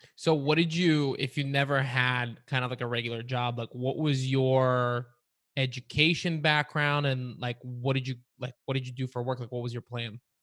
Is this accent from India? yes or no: no; Varna, Varna Province, Bulgaria; moved away; I was, I was born and I grew up in Varna, Bulgaria, which is, like, right on the coast